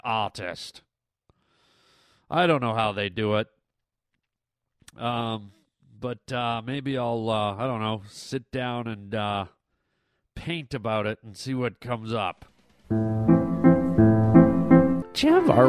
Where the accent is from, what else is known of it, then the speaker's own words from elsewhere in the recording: Canada; I'm a Canadian boy